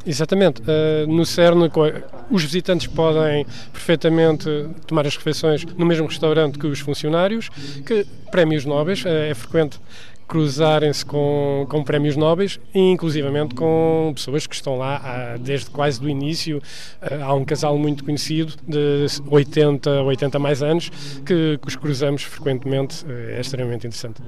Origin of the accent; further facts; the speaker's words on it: Moita, Setúbal, Portugal; moved away as an adult; also born or lived in Geneva, Switzerland; quando era pequenino na Moita